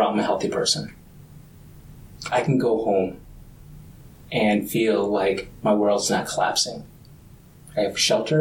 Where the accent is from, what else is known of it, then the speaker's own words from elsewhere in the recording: suburbs of Minnesota, United States; also born or lived in Vietnam; I was born in Vietnam, but came back as an adolescent, and I think that opened my eyes to a level of poverty that I did not see exist living in the suburbs of Minnesota